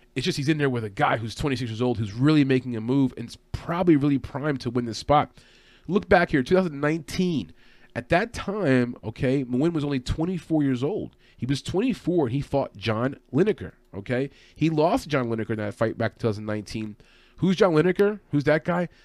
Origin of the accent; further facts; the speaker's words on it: New York City area, United States; I'm from the New York City area